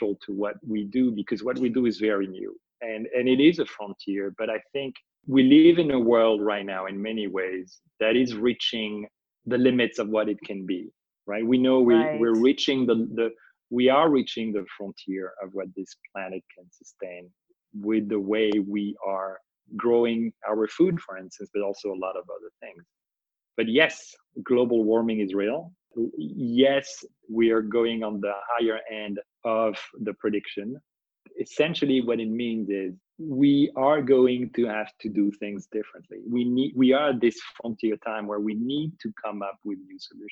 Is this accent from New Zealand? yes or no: no; France; when I was a kid growing up in France